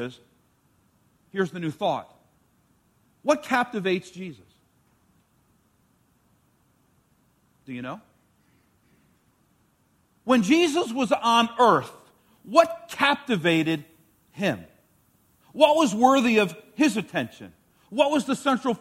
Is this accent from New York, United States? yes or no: yes; New York, United States; the school that I grew up in New York, every semester in elementary school would have a square dancing class